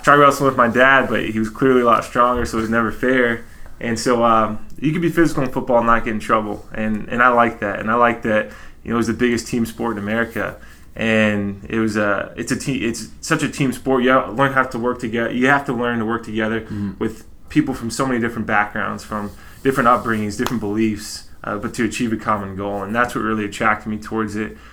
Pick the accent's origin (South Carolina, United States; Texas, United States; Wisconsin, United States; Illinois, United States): Texas, United States; so I grew up in Texas